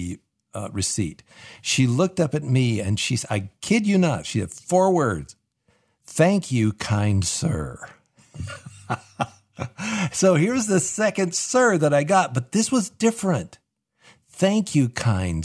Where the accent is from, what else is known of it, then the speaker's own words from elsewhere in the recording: the South, United States; I'm from the South, at least south of the Mason-Dixon line